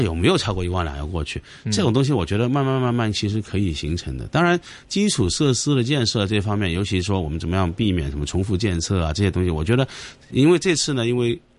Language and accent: Chinese; Hong Kong; 我们香港人很多时候是在这个所谓商务，商业模式创新上面